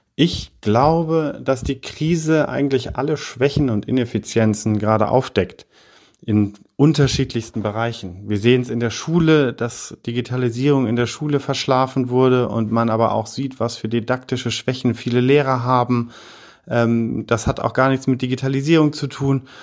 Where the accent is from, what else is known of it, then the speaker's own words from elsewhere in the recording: Heidelberg, Baden-Württemberg, Germany; moved away as an adult; also born or lived in Paris / Oxford / Berlin; ich komme aus Heidelberg ursprünglich